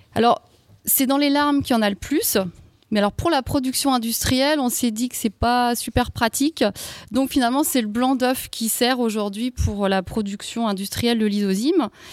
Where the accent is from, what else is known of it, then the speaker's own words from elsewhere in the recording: Alsace, Grand Est, France; je viens d'Alsace